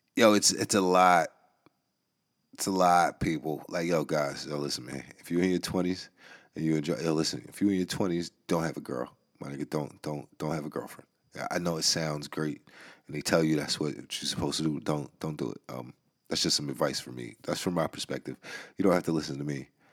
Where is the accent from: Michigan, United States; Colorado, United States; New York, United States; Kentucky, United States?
New York, United States; I'm from New York